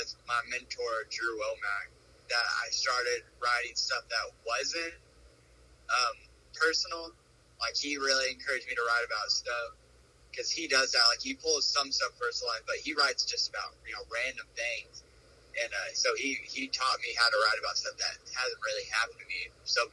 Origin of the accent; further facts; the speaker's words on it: Marble Falls, Texas, United States; moved away as an adult; also born or lived in Austin, Texas; now in Houston, United States; I was born and raised in Marble Falls.